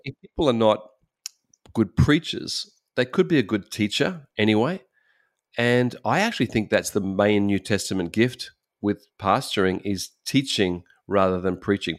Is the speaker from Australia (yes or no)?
yes; Australia; moved away as an adult; now in Japan; we're from Australia